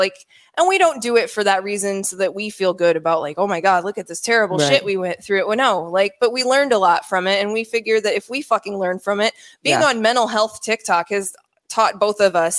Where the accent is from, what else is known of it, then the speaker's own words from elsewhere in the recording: Midwest, United States; We're from the Midwest.